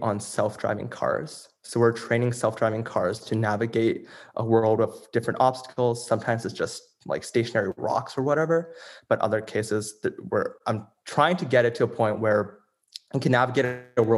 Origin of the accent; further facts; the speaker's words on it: Toronto, Ontario, Canada; I'm from Toronto, Canada, and I've lived in the Greater Toronto area my entire life.